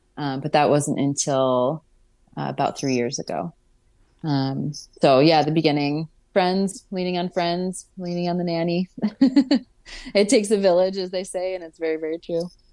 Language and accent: English; Pittsburgh, Pennsylvania, United States; moved away as an adult; now in Vermont, United States; I'm from Pittsburgh originally, but chose to come to Vermont